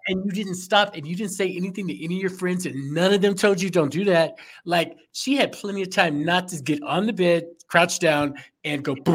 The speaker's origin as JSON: {"language": "English", "town": "Chicago", "region": "Illinois", "country": "United States", "said": "I'm from Chicago"}